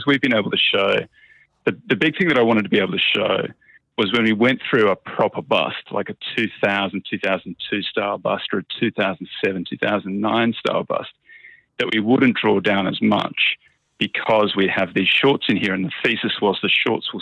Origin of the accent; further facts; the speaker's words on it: Australia; I'm Australian.